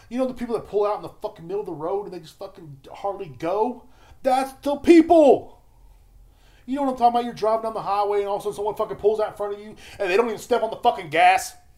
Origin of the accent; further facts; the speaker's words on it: United States; I'm an American